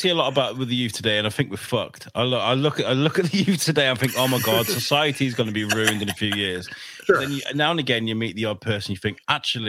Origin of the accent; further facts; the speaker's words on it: Wrexham, Wales, United Kingdom; now in United States; I grew up in Wrexham. I grew up there.